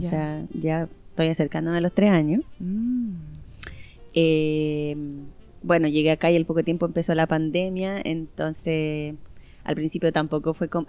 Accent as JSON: {"language": "Spanish", "country": "Chile", "moved": "yes", "said": "yo como buena chilena"}